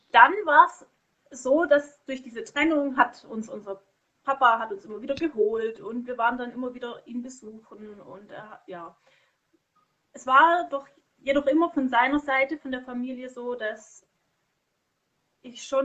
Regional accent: Konstanz, Baden-Württemberg, Germany; also born or lived in Bad Säckingen; also damals hatte ich woanders gewohnt, an der Schweizer Grenze in, in Bad Säckingen, da ist mein Geburtsort. Und dann sind wir weggezogen nach Konstanz. Und dann haben wir dort eben gelebt.

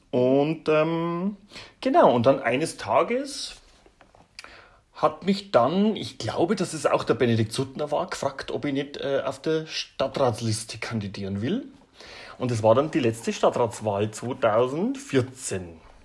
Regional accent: Regensburg, Bavaria, Germany; aus Regensburg

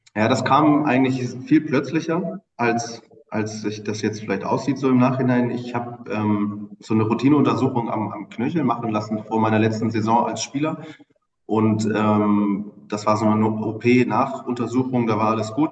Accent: Bremen, Germany; moved away as an adult; also born or lived in Oldenburg; now in Hamburg, Germany; einem äh, gebürtigen Bremer

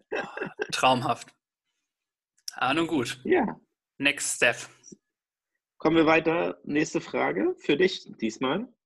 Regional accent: Detmold, North Rhine-Westphalia, Germany; da wo ich herkomme, gibt es einen sehr, sehr guten Italiener

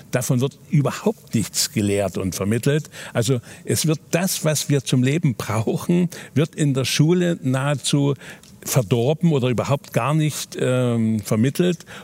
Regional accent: Germany; Ich bin in der DDR aufgewachsen.

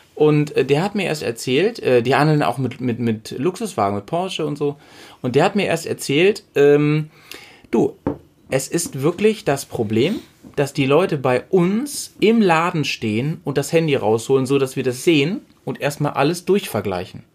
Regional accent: Sülbeck, Lower Saxony, Germany; moved away; also born or lived in Bremen; mein Heimatdorf, von wo wir gestartet sind, das ist gleich, das ist, also Nienstedt ist so eine 3000 Seelen Gemeinde, ne? Ja. Und ich so, ich komme aus dem Unterteil von Nienstedt, aus Sülbeck.

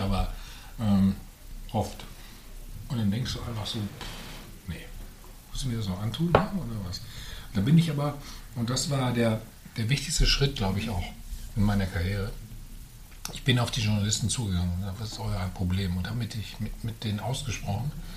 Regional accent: Bad Salzuflen, North Rhine-Westphalia, Germany; moved away; also born or lived in Herford; ich bin in Herford bin ich geboren, aber nur im Krankenhaus, weil es in Bad Salzuflen eben kein Krankenhaus gab mhm. hm? zu der Zeit. Ähm, ja, aber ich bin in Bad Salzuflen aufgewachsen

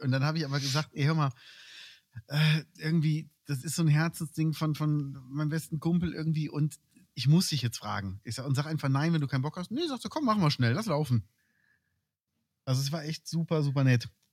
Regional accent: Cologne, North Rhine-Westphalia, Germany; moved away; ich bin in Köln aufgewachsen

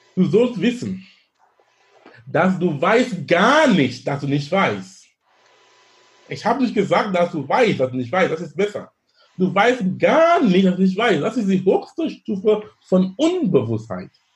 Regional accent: Cameroon; German is a second language; now in Hamburg, Germany; in Kamerun sein, wo ich herkomme ursprünglich

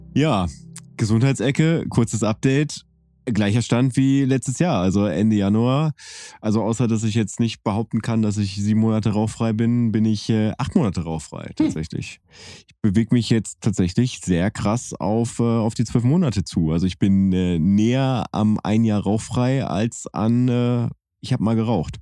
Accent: Bielefeld area, North Rhine-Westphalia, Germany; wir sind ja beide in Bielefeld geboren worden

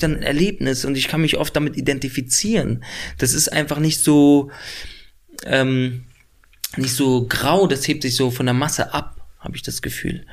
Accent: Berlin, Germany; also born or lived in Lebanon; ich bin da schon aufgewachsen in Nordneukölln

